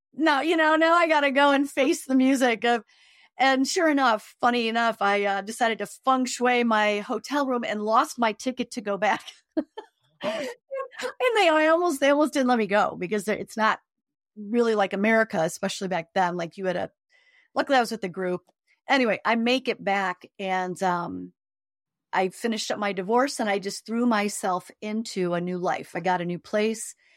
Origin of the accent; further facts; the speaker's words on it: Chicago, Illinois, United States; I grew up in Chicago on the South Side